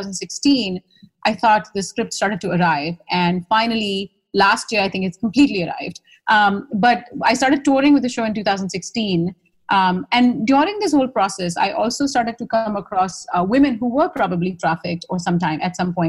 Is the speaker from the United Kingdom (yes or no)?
no; India; accent: Indian; moved away as an adult; now in New York, United States; my Indian accent wasn't quite the Indian accent they were used to either